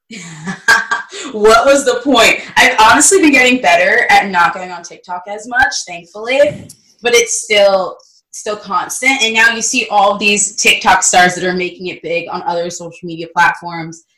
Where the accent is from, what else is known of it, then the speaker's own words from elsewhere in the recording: New Jersey, United States; I'm from South Jersey.